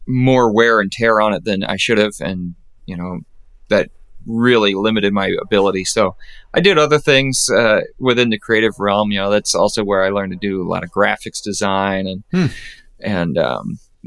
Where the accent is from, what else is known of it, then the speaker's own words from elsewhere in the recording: Cincinnati, United States; moved away as an adult; now in Indianapolis, United States; I'm originally from the Cincinnati area, and Northern Kentucky, Cincinnati, kind of Ohio, Kentucky, and Indiana all come together in that little area, and that's where I'm from.